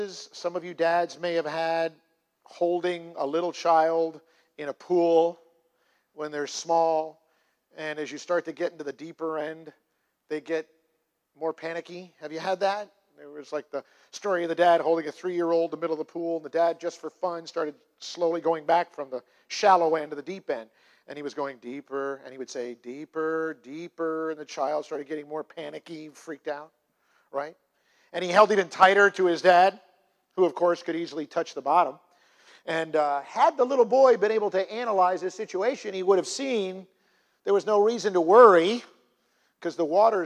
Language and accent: English; United States; I am in the United States of America and that I am American